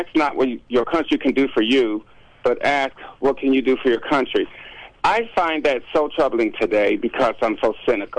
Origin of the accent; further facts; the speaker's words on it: North Carolina, United States; moved away; I'm the youngest of eight, originally from North Carolina. I was born to be a sharecropper.